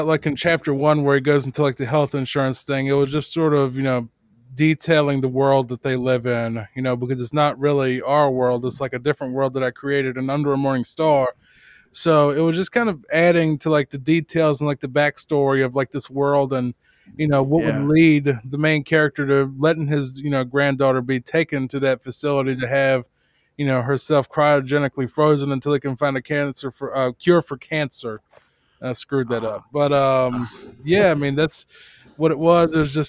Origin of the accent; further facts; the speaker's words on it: Richmond, Virginia, United States; I'm from Richmond, Virginia, originally